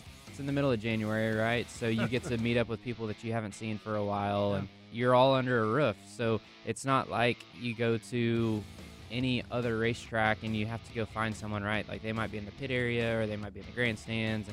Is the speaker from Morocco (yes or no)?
no; Oklahoma, United States; I'm from Oklahoma